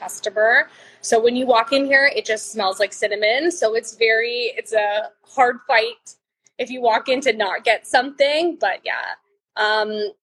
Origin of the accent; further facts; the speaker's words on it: Vaughan, Ontario, Canada; I grew up in Vaughan in Maple specifically.